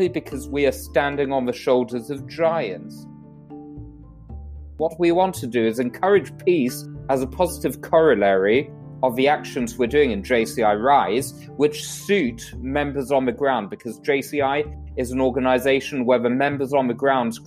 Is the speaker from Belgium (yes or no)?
no; London, United Kingdom; now in Monaco; So I was originally born in London, UK, which you may be able to tell by my accent